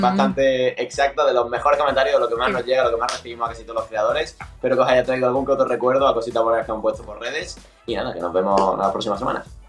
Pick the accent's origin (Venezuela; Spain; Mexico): Spain; Andalusia; siendo incluso andaluz